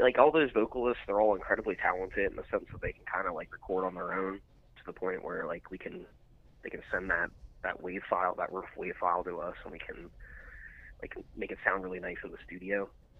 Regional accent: Lancaster, Pennsylvania, United States; we're from Lancaster, Pennsylvania, and Lancaster, Pennsylvania has like an insane music scene.

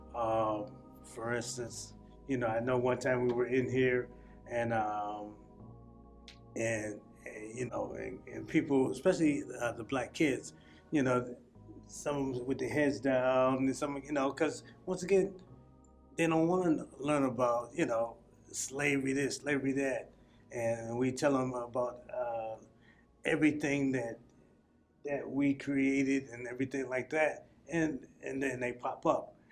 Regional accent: South Carolina, United States; also born or lived in Springfield, Massachusetts; now in Massachusetts, United States; I'm from South Carolina, uh, and you know, we used to go swimming

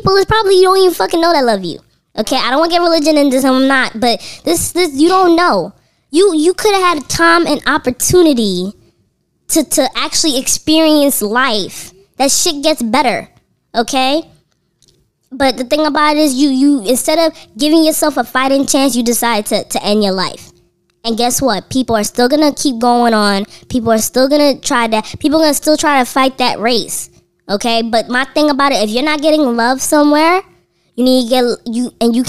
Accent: New York City, New York, United States; as a New Yorker

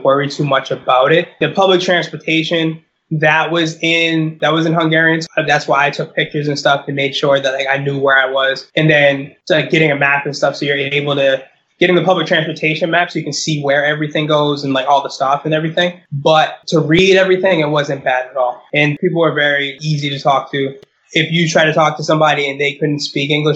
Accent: United States; I'm American

